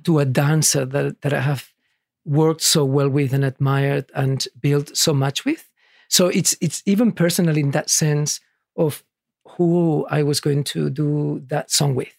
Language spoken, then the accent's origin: English; Barcelona, Catalonia, Spain; now in Sydney, Australia; I was born in Barcelona